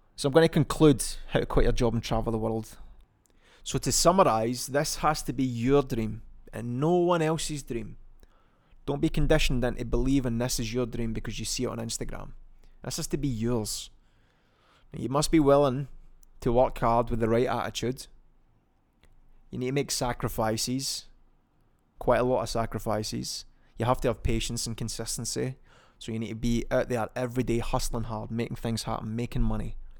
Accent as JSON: {"language": "English", "region": "Scotland", "country": "United Kingdom", "said": "I'm also from Scotland"}